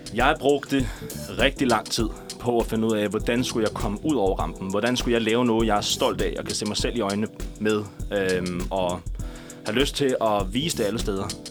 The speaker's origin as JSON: {"language": "Danish", "town": "Næstved", "region": "Zealand", "country": "Denmark", "tie": "born or raised there", "also_born_or_lived": "Ringsted", "said": "Jeg er født og opvokset i Ringsted, en lille, en lille skar"}